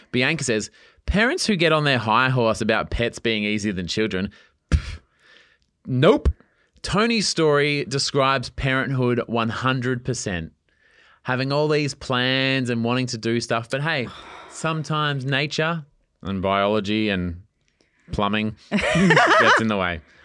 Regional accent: East Coast, Australia; I grew up on the East Coast

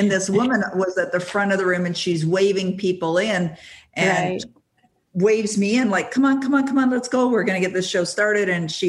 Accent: Toronto, Ontario, Canada; now in Ottawa, Canada; I was 19 years of age, and I was working for a company in Toronto, Ontario. I was born and raised in Toronto, even though I now live in Ottawa.

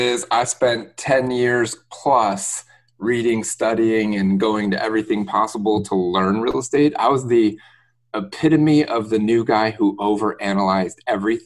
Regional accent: Detroit, Michigan, United States; moved away as an adult; now in Tampa, United States; I'm born and raised in Metro Detroit, Michigan area

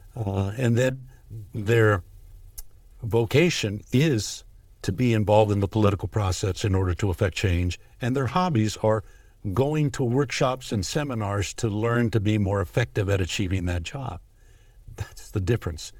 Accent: Los Angeles, California, United States; now in El Dorado County, United States; I grew up in East L A, moved to Northern California in nineteen eighty

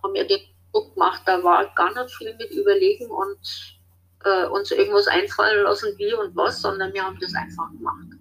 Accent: West Germany, Germany; moved away as an adult; also born or lived in Marche, Italy; now in Italy; ich bin von der Ex-DDR äh, im Westen mit meinen Eltern, da war ich aber noch ziemlich klein, also fünf Jahre alt

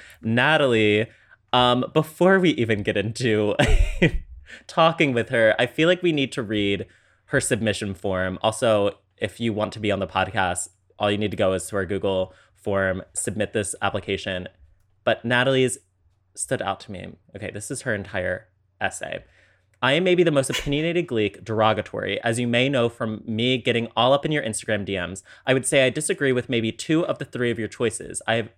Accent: Yorkshire and the Humber, United Kingdom; accent: Yorkshire; Also, I'm British and I have a Yorkshire accent, so that's fun, I guess.

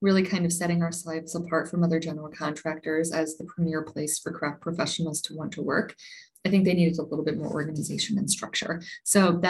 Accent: St. Louis, Missouri, United States; moved away; I'm originally from the St. Louis area.

